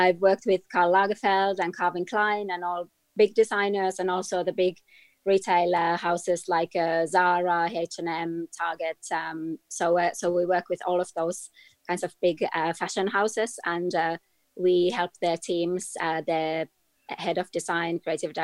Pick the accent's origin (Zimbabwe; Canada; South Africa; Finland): Finland; I grew up in Finland, in Scandinavia